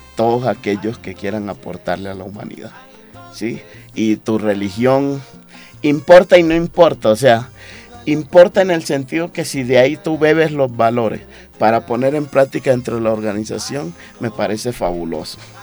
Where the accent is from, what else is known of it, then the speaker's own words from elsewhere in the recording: Atrato, Chocó, Colombia; also born or lived in Antioquia; Chocuano atrateño, ¿sí? criado ahí entre el atrato medio antioqueño y chocuana y antioqueño y chocuano